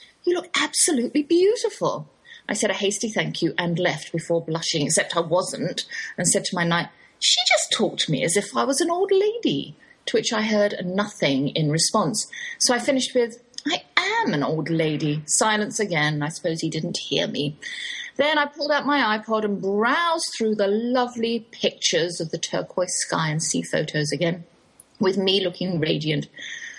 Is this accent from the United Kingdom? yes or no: yes; England, United Kingdom; accent: English, Oxford drawl; moved away as an adult; now in Texas, United States; that's my English accent you're hearing. Though I've lived in the Lone Star State half my life, I can't shake the Oxford drawl